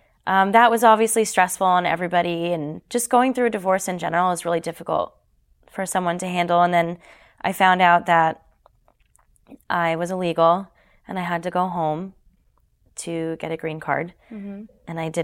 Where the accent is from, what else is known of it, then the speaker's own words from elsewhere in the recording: Canada; moved away; And then when we moved down here from Canada, because I'm Canadian